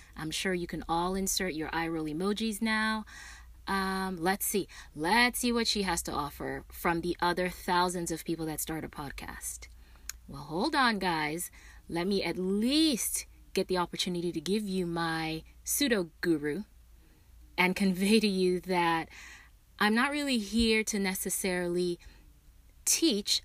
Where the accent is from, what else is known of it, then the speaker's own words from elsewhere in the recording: Nigeria; now in United States; I was born and raised in Nigeria